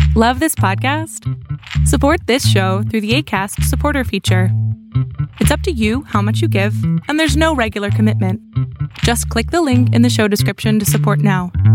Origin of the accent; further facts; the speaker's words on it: Iowa, United States; moved away as an adult; now in Canada; I was actually born and raised in Iowa in the U.S. Uh, moved to Canada in 2014